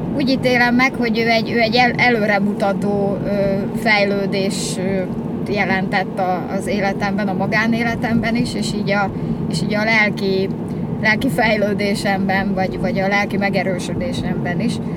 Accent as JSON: {"language": "Hungarian", "town": "Győr", "region": "Győr-Moson-Sopron", "country": "Hungary", "tie": "born or raised there", "moved": "as an adult", "lives_now": "Budapest, Hungary"}